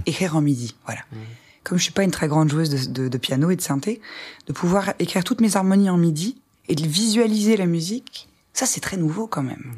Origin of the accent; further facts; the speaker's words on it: Ardennes, Grand Est, France; je viens des Ardennes, qui est une, petite bourgade dans le nord de la France